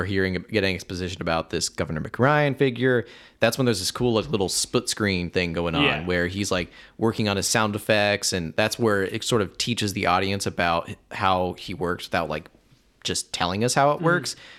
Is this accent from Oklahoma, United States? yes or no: no; Huntington, Indiana, United States; I'm from Huntington.